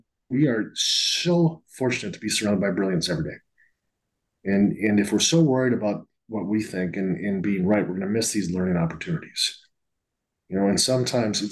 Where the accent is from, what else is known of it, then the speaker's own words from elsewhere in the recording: Northfield, Minnesota, United States; also born or lived in Alabama; now in Seattle, United States; Highway 19 in Minnesota goes to my hometown of Northfield, Minnesota.